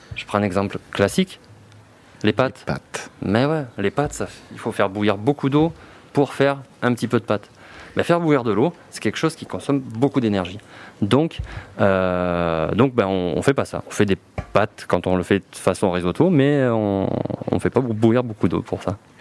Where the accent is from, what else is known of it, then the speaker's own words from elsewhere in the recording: Marseille, Provence-Alpes-Côte d'Azur, France; je suis Marseillais